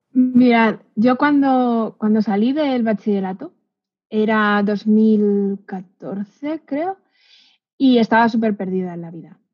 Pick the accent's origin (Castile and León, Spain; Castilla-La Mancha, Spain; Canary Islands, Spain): Castile and León, Spain; a village in Segovia; moved away; yo vengo de un pueblo de Segovia que no tenía nadie informático en mi alrededor